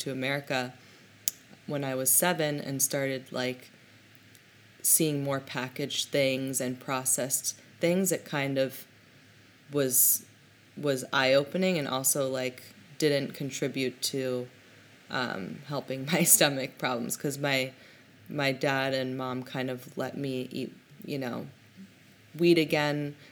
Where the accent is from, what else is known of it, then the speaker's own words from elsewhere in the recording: Hong Kong; also born or lived in Berlin, Germany; now in New York City, United States; I was born in Hong Kong